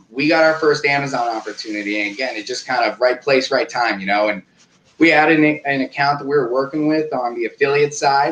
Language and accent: English; Oakland, California, United States; Born and raised in Oakland, California